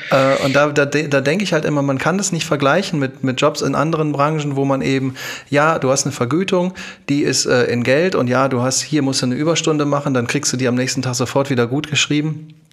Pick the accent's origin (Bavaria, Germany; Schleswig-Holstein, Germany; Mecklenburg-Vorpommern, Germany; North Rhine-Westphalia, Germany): North Rhine-Westphalia, Germany; Düsseldorf; ich komme aus Düsseldorf